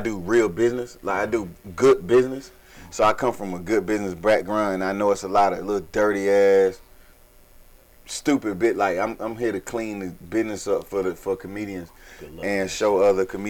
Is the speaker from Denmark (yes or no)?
no; Eastern North Carolina, United States; I'm from Eastern North Carolina.